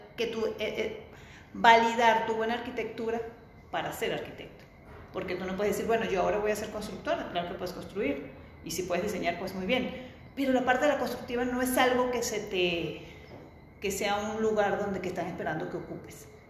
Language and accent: Spanish; Venezuela; moved away as an adult; also born or lived in Barcelona; Yo soy venezolana. Estudié en la Universidad Central de Venezuela